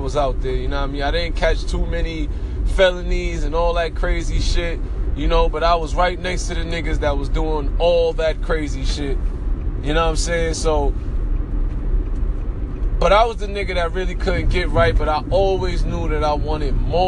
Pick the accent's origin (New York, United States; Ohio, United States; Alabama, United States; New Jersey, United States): New York, United States; New York City; also born or lived in Jamaica, Queens; I'm from Brooklyn, East New York